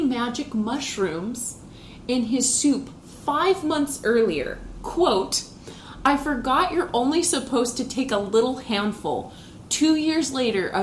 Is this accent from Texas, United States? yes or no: yes; Houston, Texas, United States; two American girls from Houston, Texas